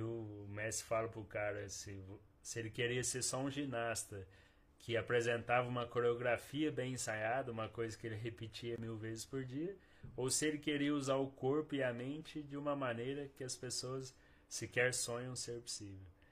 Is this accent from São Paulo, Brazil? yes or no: no; Bom Repouso, Minas Gerais, Brazil; now in Cambuí, Brazil; Eu sou de Bom Repouso, nasci lá. Vivi os 12 primeiros anos lá e aí eu vim para cá aos 12 anos.